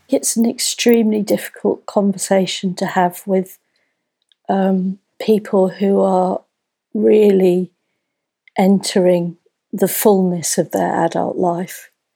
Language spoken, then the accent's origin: English; London, United Kingdom; moved away; I grew up in North London